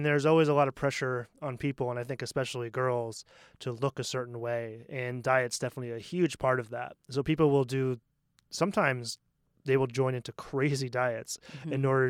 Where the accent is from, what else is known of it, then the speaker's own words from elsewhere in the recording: Portland, Maine, United States; Especially, I come from Portland, Maine, which is a super hipstery, mm-hmm. very liberal town, and there's like actually gluten-free restaurants.